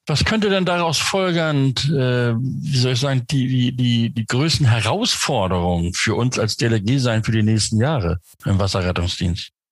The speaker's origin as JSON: {"language": "German", "region": "Northern Germany", "country": "Germany", "said": "Ich bin Norddeutscher, der sagt Sonnabend"}